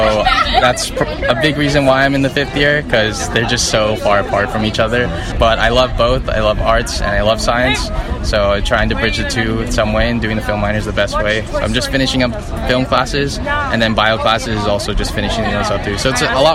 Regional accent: Fullerton, California, United States; I grew up here, Southern California, in Fullerton

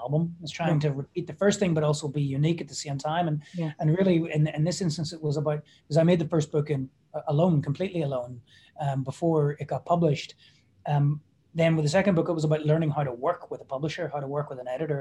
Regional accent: Belfast, Northern Ireland, United Kingdom; moved away as an adult; also born or lived in Brooklyn; we've been in my hometown of Belfast really since then

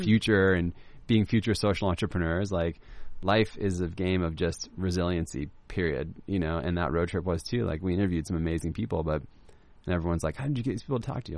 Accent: Laguna Beach, California, United States; I grew up in Laguna Beach

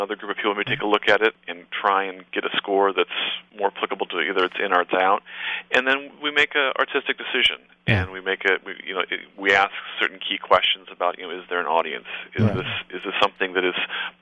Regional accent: Newport Beach, California, United States; also born or lived in Berkeley; I grew up here in Newport

